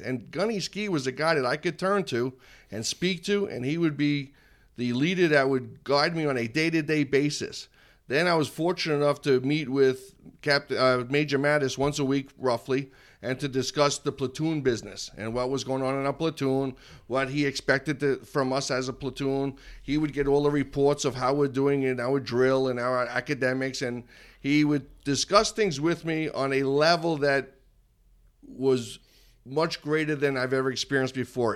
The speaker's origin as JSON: {"language": "English", "town": "Massapequa", "region": "New York", "country": "United States", "tie": "born or raised there", "moved": "yes", "said": "I was from Massapequa, so we're a couple of towns away"}